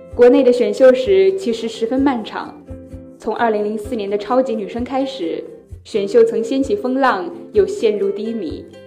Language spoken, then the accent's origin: Chinese; Zhongshan, Guangdong, China; moved away as an adult; now in Nanjing, China; 来自广东中山。 ，我在南京大学，距离我的家乡一千四百七十四公里